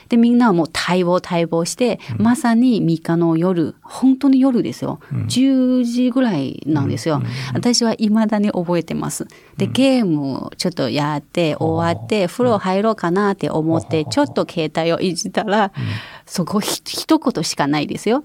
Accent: China; 一中国人としても

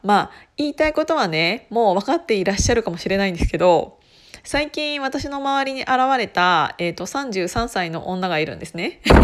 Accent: Gunma, Japan; accent: Gunma dialect

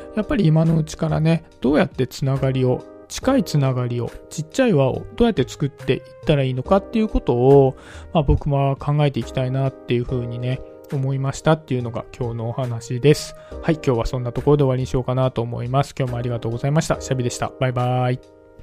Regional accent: suburbs of Tokyo, Japan; 僕はね、東京の郊外のちょっと、東京の中でも田舎の方のね、出身なんですけど

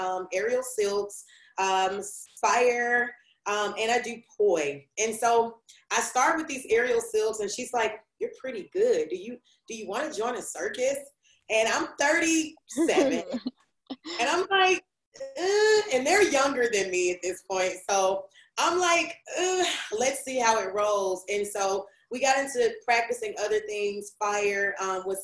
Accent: Memphis, Tennessee, United States; I'm just old country girl with city goals. I'm from Memphis, Tennessee.

